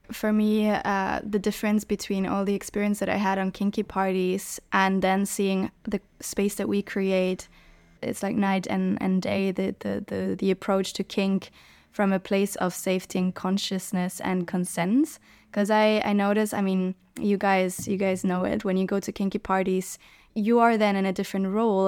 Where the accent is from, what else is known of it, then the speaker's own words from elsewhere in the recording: Germany; moved away; also born or lived in Hamburg / Berlin / Barcelona; growing up in Germany, Hamburg, Berlin